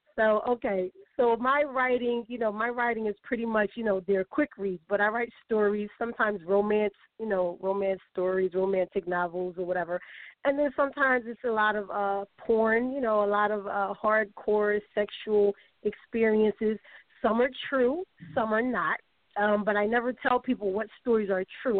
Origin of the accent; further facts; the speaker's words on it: Philadelphia, Pennsylvania, United States; from my hometown